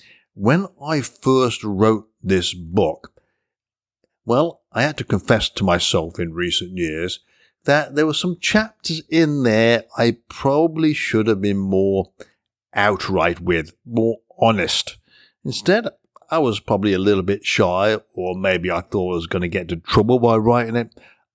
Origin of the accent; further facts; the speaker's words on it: England, United Kingdom; now in United States; I was born and raised in England, although I've been living in the United States for many, many years now. So my accent is pretty much diluted